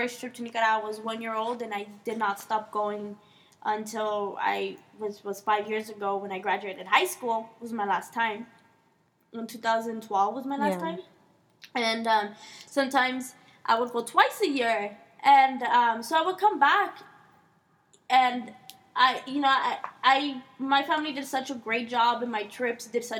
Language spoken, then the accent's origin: English; Maywood, California, United States; I grew up in Maywood, Bell. I went to high school in Bell High, which is southeast L.A. And, you know, the majority is, it's a Mexican community.